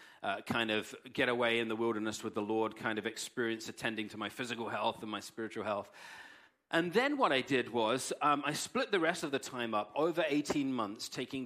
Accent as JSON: {"language": "English", "region": "England", "country": "United Kingdom", "moved": "yes", "said": "I'm English"}